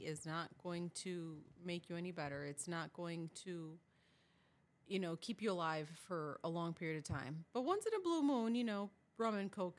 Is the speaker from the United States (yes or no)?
yes; New Britain, Connecticut, United States; moved away as an adult; now in Georgia, United States; I was born and raised in New Britain, Connecticut. My parents are from Puerto Rico, but I was born and raised there. I am probably as white as snow, so you would never think I'm Hispanic